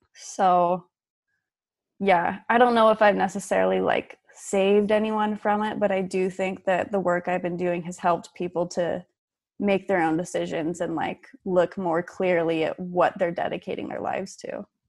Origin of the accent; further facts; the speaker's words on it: Utah, United States; moved away as an adult; also born or lived in Fort Worth, Texas; I grew up in Utah as a Mormon